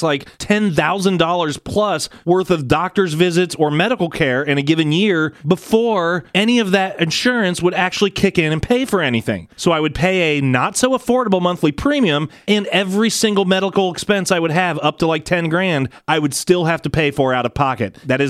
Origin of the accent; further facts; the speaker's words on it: United States; as American people